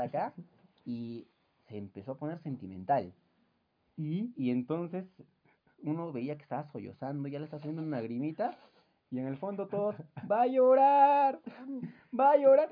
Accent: Puno, Peru; yo soy de la Gran Unidad Escolar San Carlos

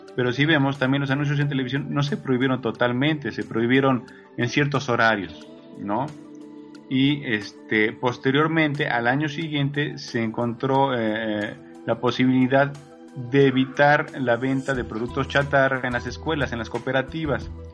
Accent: Mexico; nosotros como mexicanos

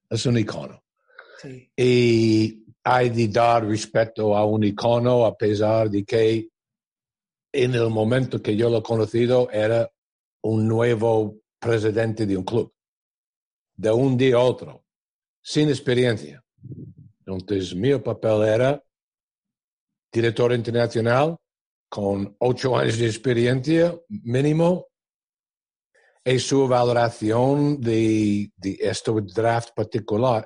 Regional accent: New York, United States; Spanish is a second language; moved away as an adult; also born or lived in Spain; yo vengo de New York

